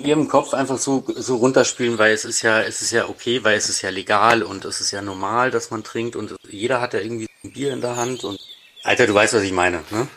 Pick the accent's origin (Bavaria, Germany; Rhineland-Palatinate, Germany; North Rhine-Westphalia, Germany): Bavaria, Germany; outskirts of Munich; komm aus, aus dem Umland von München, sagen wir mal. Also nicht direkt aus München, aber aus dem, aus dem Speckgürtel um München rum.